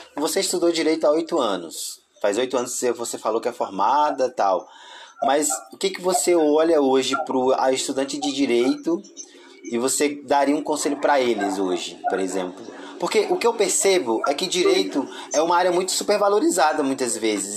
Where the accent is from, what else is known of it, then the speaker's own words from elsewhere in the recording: Tocantins, Brazil; sou do Tocantins